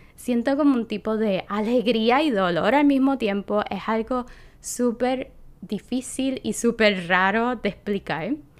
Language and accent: Spanish; Puerto Rico; moved away; estoy regresando a mi tierra y qué diferencia a cuando yo vivía aquí